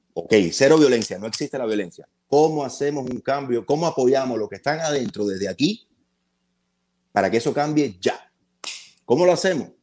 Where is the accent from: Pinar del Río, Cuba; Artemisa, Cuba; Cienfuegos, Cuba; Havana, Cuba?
Havana, Cuba; now in United States; mi casa natal en La Habana